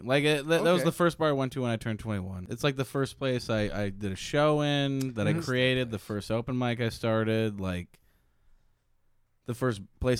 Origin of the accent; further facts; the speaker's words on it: Chicago, Illinois, United States; I grew up in Chicago.